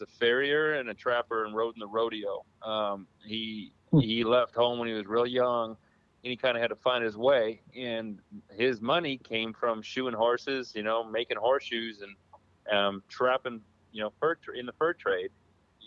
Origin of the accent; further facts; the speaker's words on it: Waukesha, Wisconsin, United States; Where I grew up in Waukesha area